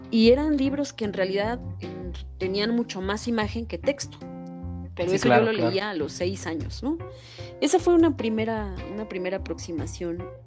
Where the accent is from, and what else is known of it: Toluca, State of Mexico, Mexico